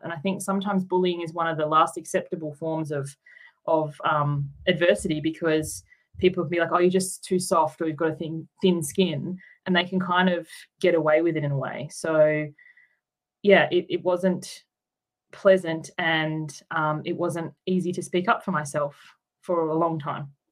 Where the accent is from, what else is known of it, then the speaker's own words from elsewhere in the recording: Tasmania, Australia; moved away as an adult; also born or lived in Queensland / New South Wales; now in Sydney, Australia; I grew up in Tasmania, and then I moved to Queensland, and then um, down to New South Wales. So I've moved around a bit, but not until I was um, an adult.